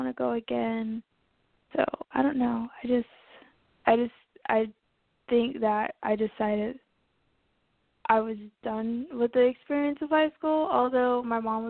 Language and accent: English; Indiana, United States; I am from Indiana, so it's the state where everyone passes to get somewhere else